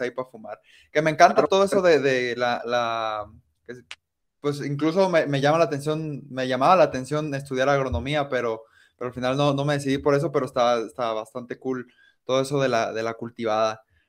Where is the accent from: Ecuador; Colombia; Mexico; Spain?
Mexico; Colima; now in Guadalajara, Mexico; crecí este, eh, ahí en Colima